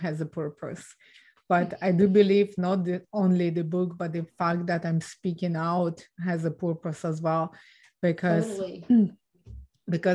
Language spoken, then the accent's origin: English; Ukraine; now in Canada; So I was born and raised in Ukraine